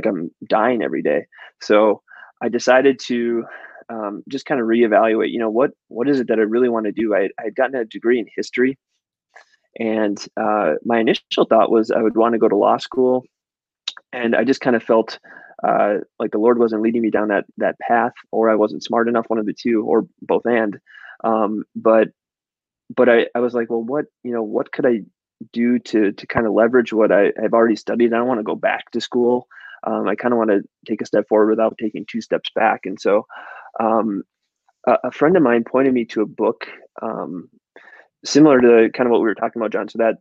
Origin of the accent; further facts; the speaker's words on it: Chisholm, Minnesota, United States; I grew up in Chisholm, Minnesota